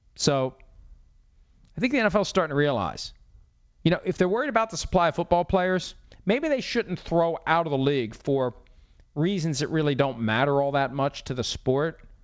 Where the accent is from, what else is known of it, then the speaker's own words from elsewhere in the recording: Wheeling, West Virginia, United States; my hometown of Wheeling, West Virginia